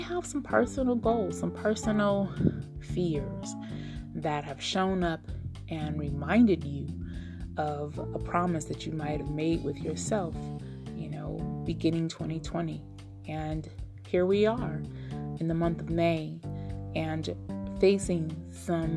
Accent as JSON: {"language": "English", "country": "United States", "tie": "born or raised there", "moved": "as an adult", "lives_now": "Nevada, United States", "said": "I am a 40-something woman, African-American, born and raised in the United States"}